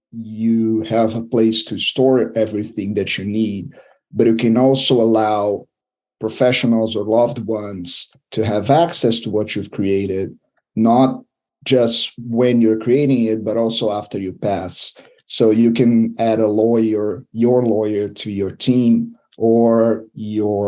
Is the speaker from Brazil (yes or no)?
yes; Brazil; now in Ontario, Canada; I'm not from Canada, I'm from Brazil.